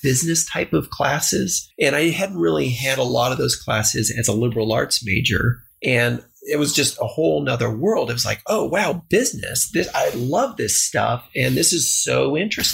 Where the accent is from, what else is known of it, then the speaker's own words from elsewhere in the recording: El Paso, Texas, United States; I grew up in El Paso, Texas, which is a border town